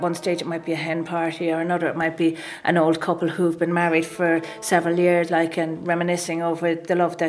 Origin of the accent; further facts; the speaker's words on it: Carlow, County Carlow, Ireland; I'm from Carlow originally.